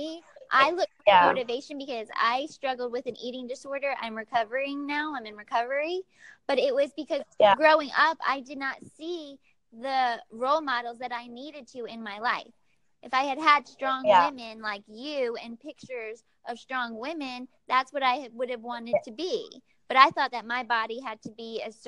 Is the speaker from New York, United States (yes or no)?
no; Florida, United States; I'm from Florida in the United States